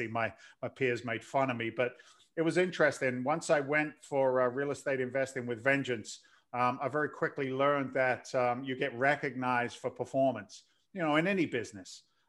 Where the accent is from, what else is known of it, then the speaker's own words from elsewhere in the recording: London, United Kingdom; now in United States; Your accent's kind of bizarre. I'm an immigrant to the States. I came here in 86 from London.